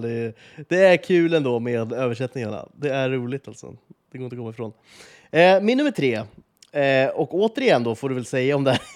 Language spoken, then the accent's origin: Swedish; Sweden; vi lever med som svenskar